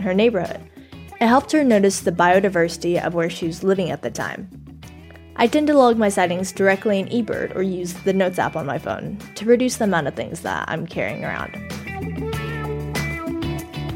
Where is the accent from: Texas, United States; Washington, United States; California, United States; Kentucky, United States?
Texas, United States; I'm from Texas